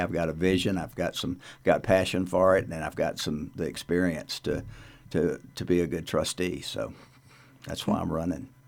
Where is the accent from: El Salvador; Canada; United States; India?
United States; North Louisiana; now in Carbondale, United States; my hometown in North Louisiana Uh, it was a little town when I was growing up there